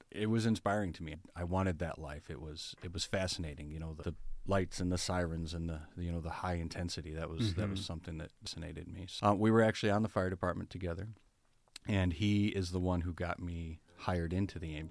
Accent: Berrien Springs, Michigan, United States; I was born and raised in Berrien Springs

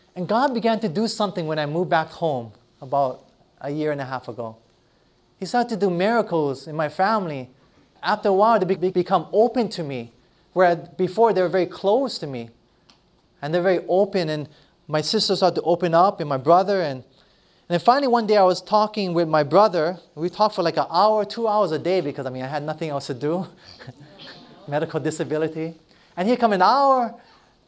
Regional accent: Hilo, Hawaii, United States; moved away; back to my hometown where I grew up in Hilo, Hawaii

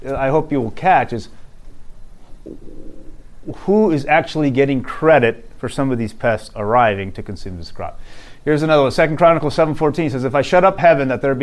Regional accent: Arizona, United States; moved away; I'm from Arizona originally, and now I'm back in Arizona

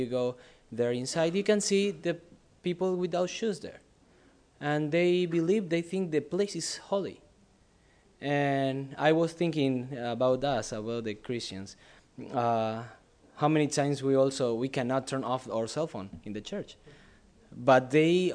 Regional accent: Argentina; moved away as an adult; now in Thailand; from Argentina, but 2012, we've been in Thailand.

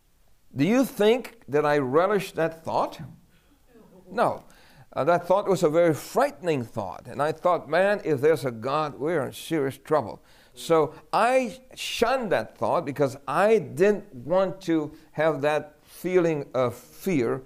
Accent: New York City, New York, United States; we grew up in New York City

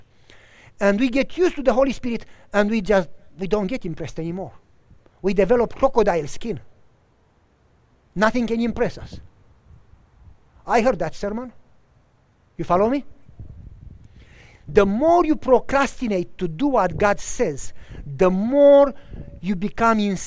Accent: Romania; also born or lived in Tennessee / Wisconsin; now in United States; until I moved from Romania

